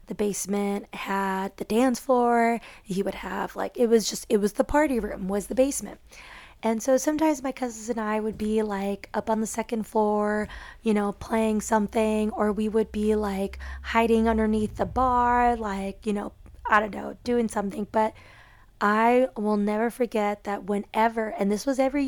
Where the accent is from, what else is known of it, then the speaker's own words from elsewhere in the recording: Chicago, Illinois, United States; I grew up in Chicago with most of my dad's side of the family being closest to us